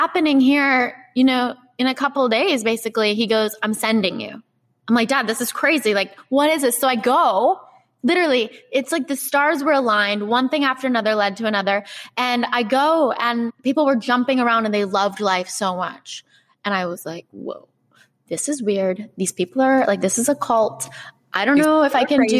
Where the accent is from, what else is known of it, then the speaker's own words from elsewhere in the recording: Halifax, Nova Scotia, Canada; moved away as an adult; also born or lived in Los Angeles, United States; I need to bring this to my hometown